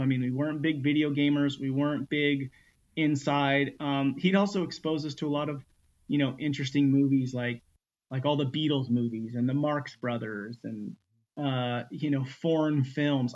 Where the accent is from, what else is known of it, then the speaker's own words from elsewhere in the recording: Northern California, United States; also born or lived in Los Angeles, California; born in Los Angeles, um, and then at the age of five, moved to a small one street light uh, town in Northern California